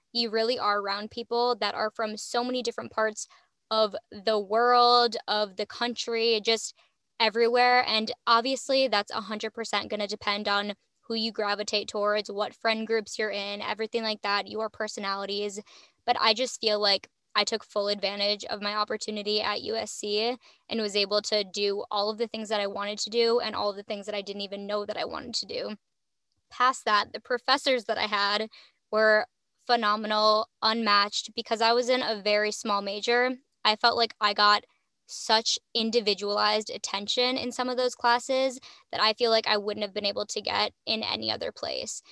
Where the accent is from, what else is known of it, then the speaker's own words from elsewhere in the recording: Midwest, United States; I'm from the Midwest